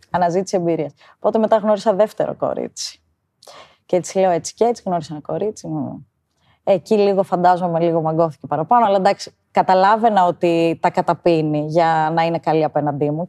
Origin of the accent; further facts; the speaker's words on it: Karditsa, Thessaly, Greece; moved away as an adult; now in Athens, Greece; είμαι 32 χρονών. Μεγάλωσα στην Καρδίτσα, σπούδασα στη Θεσσαλονίκη και ζω στην Αθήνα τα τελευταία 8 χρόνια